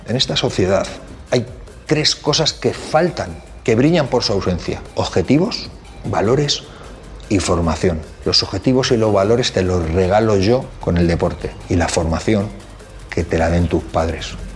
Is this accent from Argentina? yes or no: no; Madrid, Community of Madrid, Spain; soy de Carabanchel, Madrid